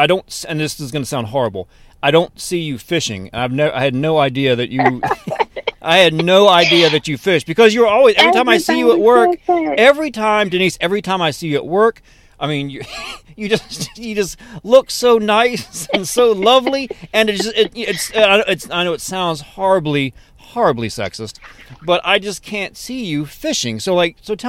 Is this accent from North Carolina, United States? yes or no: no; Richmond, Virginia, United States; I grew up in Richmond as well